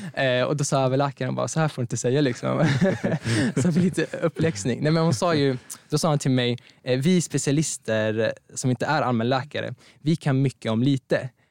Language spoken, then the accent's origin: Swedish; Strängnäs, Södermanland, Sweden; moved away as an adult; now in Örebro, Sweden; jag kommer egentligen från Strängnäs